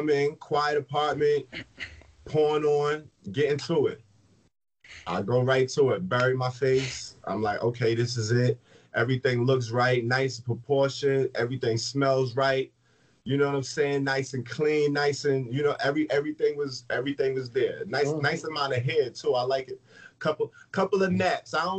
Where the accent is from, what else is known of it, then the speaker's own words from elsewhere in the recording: New Jersey, United States; moved away; I'm from Jersey, so I was in Jersey